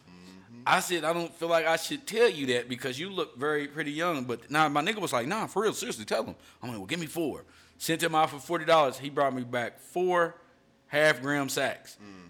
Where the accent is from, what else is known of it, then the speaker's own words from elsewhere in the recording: Indianapolis, Indiana, United States; moved away as an adult; I'm from Indianapolis, of course, from the Midwest.